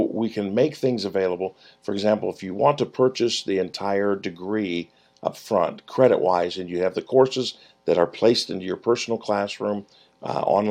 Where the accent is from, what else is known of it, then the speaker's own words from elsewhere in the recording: Mansfield, Ohio, United States; my hometown, Mansfield, Ohio.